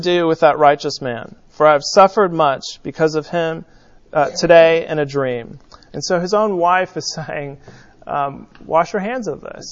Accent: California, United States; When I was growing up in California

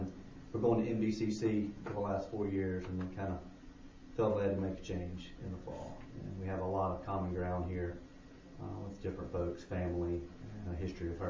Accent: Montgomery, Alabama, United States; also born or lived in Tuscaloosa; we've been in Birmingham for almost 5 years. And I'm from Tuscaloosa, originally from Montgomery, and we were actually both Cradle Episcopalians.

